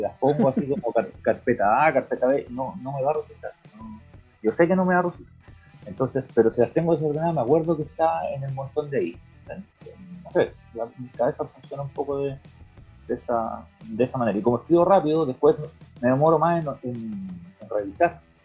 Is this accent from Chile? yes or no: yes; Chile